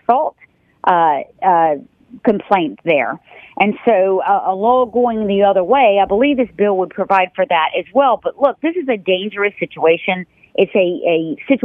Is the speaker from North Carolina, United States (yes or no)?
yes; North Carolina, United States; I was born and raised in North Carolina